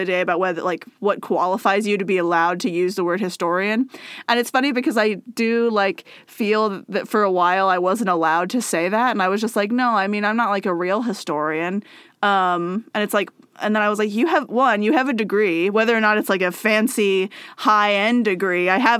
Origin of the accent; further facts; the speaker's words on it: Texas, United States; as a Texan resident born and raised, it's okay to make fun of us.